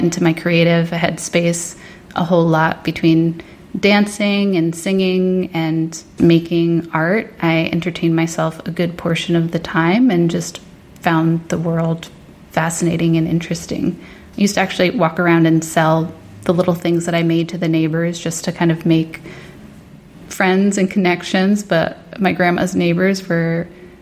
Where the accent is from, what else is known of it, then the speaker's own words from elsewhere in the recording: New Jersey, United States; also born or lived in Northern Virginia; We moved up, my mom, my brother, and I, to New Jersey to move in with my grandmother